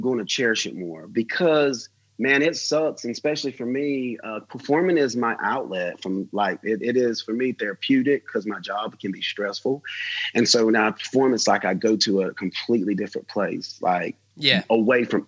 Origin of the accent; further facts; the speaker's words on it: United States; as an American